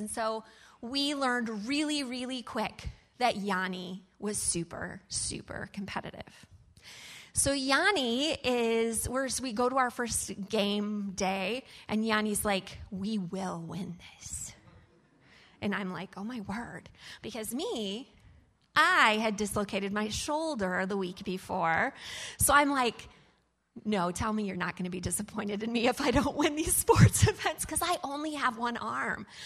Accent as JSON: {"language": "English", "town": "Fort Wayne", "region": "Indiana", "country": "United States", "said": "I'm from Fort Wayne, Indiana."}